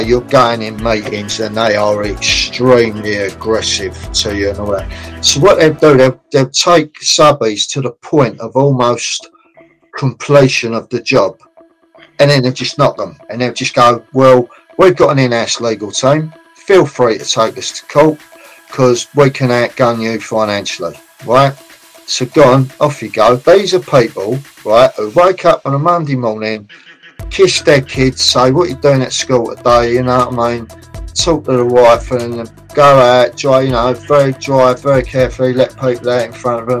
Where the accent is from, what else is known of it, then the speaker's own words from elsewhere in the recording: London, United Kingdom; I was born in Islington, North London